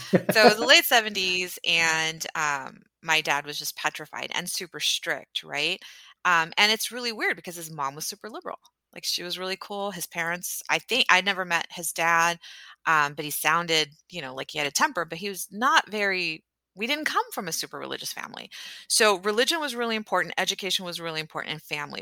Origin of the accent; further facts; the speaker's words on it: Houston, Texas, United States; where are you from? And I was like, Houston. And she's like, Where's your family from? I said, Pakistan.